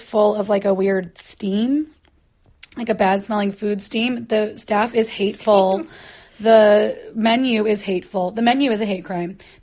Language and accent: English; Portland, United States; moved away; I come from Portland